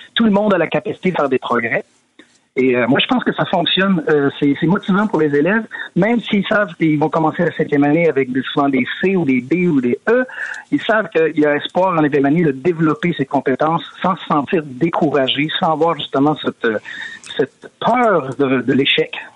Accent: Quebec, Canada; moved away as an adult; now in Sweden; ça fait 20 ans que je suis parti du Québec

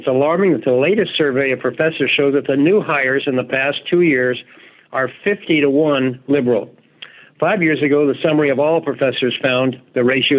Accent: Alabama, United States; That's my home state.

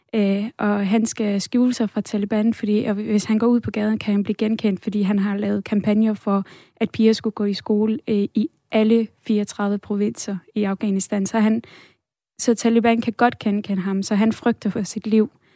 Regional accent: Denmark; da jeg voksede op her i Danmark

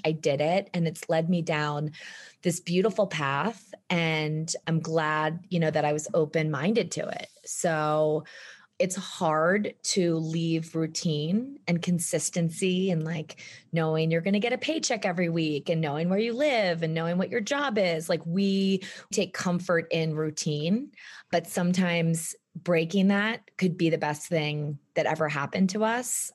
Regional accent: East Coast, United States; moved away as an adult; now in Jackson Hole, United States; I grew up on the East Coast

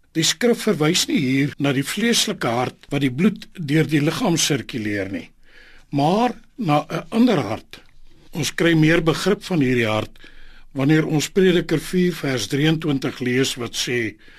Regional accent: South Africa; ons as Suid-Afrikaners

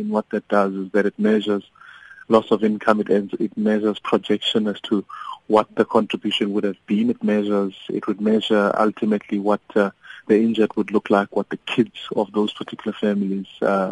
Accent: South Africa; as the South African people

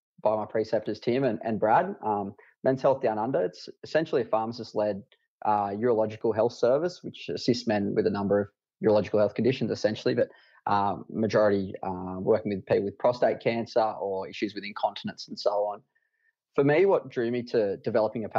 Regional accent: Dubbo, New South Wales, Australia; set up a satellite men's health clinic out of my hometown at Dubbo

